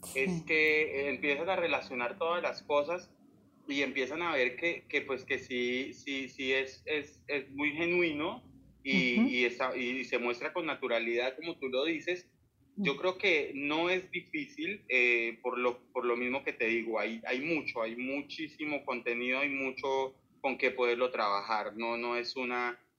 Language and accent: Spanish; Boyacá, Colombia; moved away as an adult; now in Cartagena, Colombia; yo soy de Boyacá, entonces en total yo llevo siete años viviendo acá